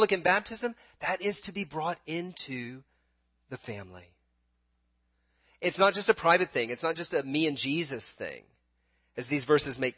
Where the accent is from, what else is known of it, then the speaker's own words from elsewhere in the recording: United States; also born or lived in Britain; now in Washington, D.C., United States; I'm an American